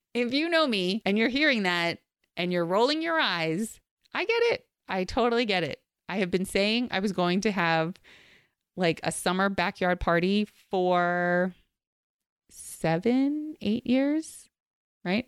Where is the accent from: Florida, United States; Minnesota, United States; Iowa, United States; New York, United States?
New York, United States; New York City; where I grew up in Queens, we were near the beach